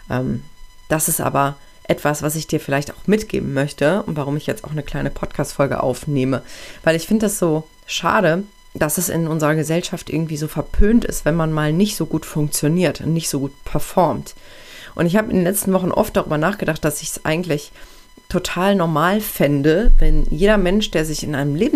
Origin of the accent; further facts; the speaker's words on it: Aachen, North Rhine-Westphalia, Germany; ich verlasse jetzt meine Heimat, meine Heimatstadt Aachen, wo ich eigentlich immer gelebt habe. Ich war zwar viel im Ausland unterwegs, aber immer nur für eine begrenzte Zeit.